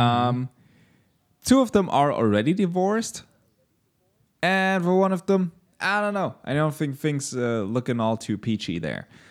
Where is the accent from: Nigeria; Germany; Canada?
Germany; As a German